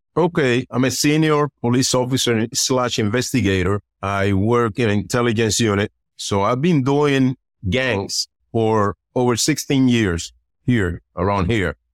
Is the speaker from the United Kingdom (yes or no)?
no; Puerto Rico; moved away; also born or lived in Dominican Republic; I was born in Dominican Republic, and then in my early years, I was raised in Puerto Rico